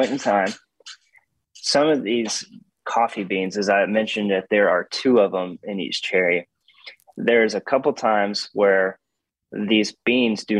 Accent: Hattiesburg, Mississippi, United States; I'm not from Laurel. I'm from Hattiesburg

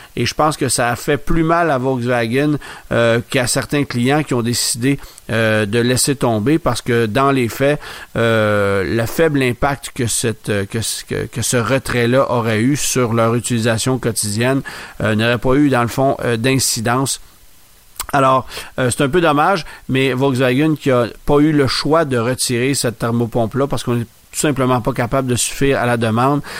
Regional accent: Canada; chez nous, au Canada

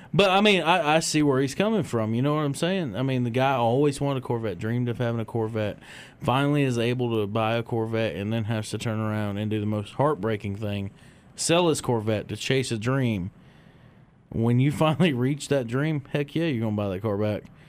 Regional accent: Michigan, United States; when I was real young growing up in Michigan

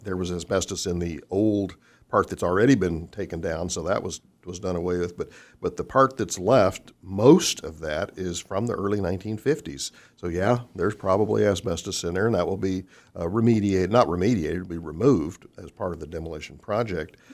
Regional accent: Fort Worth, Texas, United States; also born or lived in Orlando Sanford / Salt Lake City / Midland, Texas / Waukegan, Illinois; now in Wichita, United States; born and raised in Fort Worth

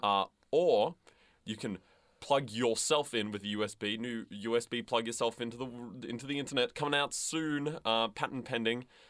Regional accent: the West, Western Australia, Australia; now in Melbourne, Australia; I'm from the West

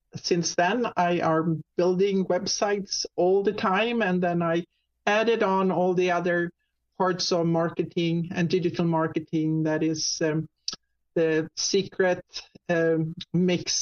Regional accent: Sweden; accent: Swedish; English is a second language; moved away as an adult; now in Jacksonville, United States; I'm actually Swedish. People usually hear my little accent there. So it's Swedish. And I moved to the U.S. About 30 years ago

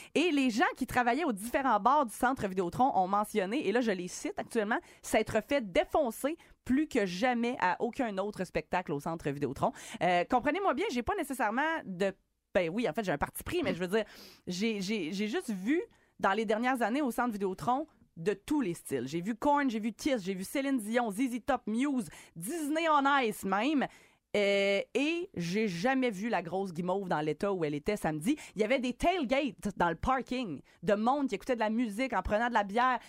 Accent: Quebec, Canada; chez nous au Québec

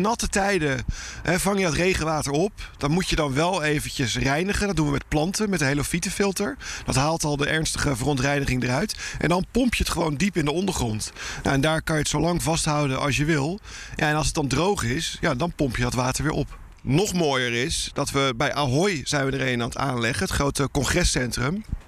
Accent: Rotterdam, South Holland, Netherlands; we als Nederlands in het algemeen en zeker als Rotterdammers gewend zijn dat water altijd om ons heen is

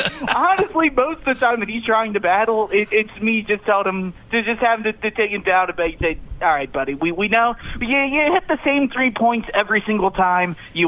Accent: Louisville, Kentucky, United States; moved away; I grew up in Louisville

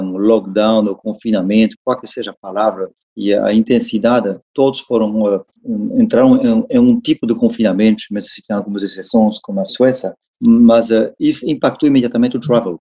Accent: France; Portuguese is a second language; moved away as an adult; also born or lived in Paris; now in Brazil; sou francês, eu vivo há oito anos no Brasil.

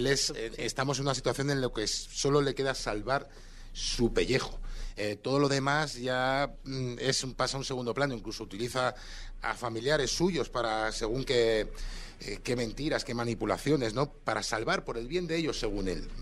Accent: Barcelona, Catalonia, Spain; moved away; soy de Barcelona

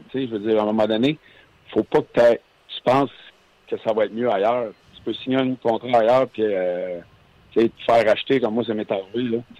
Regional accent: Quebec, Canada; Puis c'est pas parce que je suis un Québécois que je vais laisser de l'argent sur la table.

